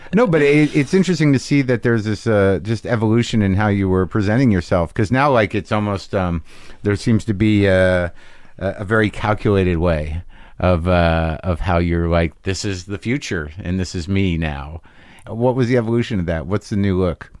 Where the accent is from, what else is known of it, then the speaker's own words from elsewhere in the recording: Albuquerque, New Mexico, United States; I grew up there from third grade to, through high school